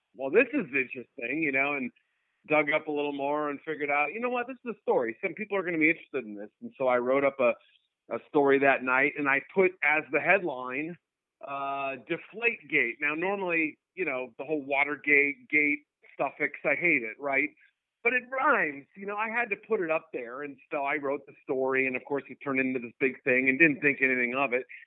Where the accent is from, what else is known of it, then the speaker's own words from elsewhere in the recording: New England, United States; now in Chicago, United States; I grew up in New England